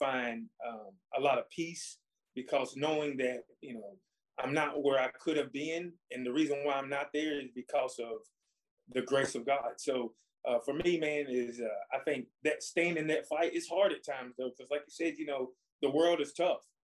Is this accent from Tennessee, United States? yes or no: yes; Cleveland, Tennessee, United States; I was raised by the people of Cleveland